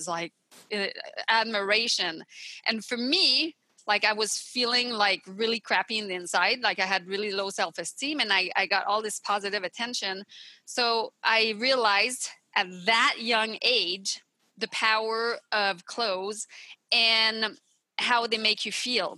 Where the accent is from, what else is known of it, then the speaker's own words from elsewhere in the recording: Montreal, Quebec, Canada; English is a second language; moved away as an adult; now in California, United States; I'm from the Montreal area in Quebec